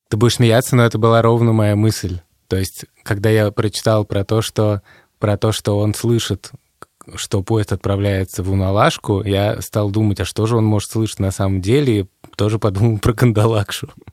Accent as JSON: {"language": "Russian", "region": "Moscow", "country": "Russia", "tie": "born or raised there", "moved": "as an adult", "lives_now": "Riga, Latvia", "said": "я родился в Москве"}